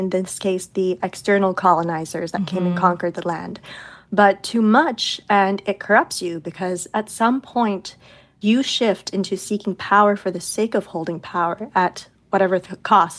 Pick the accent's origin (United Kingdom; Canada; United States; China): China; Beijing; moved away; I'm from China. I grew up in Beijing